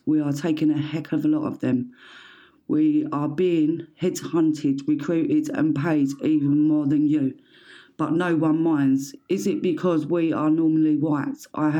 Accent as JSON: {"language": "English", "country": "Canada", "said": "As a Canadian who is also black, I find myself in this funny area of immigration Venn diagram."}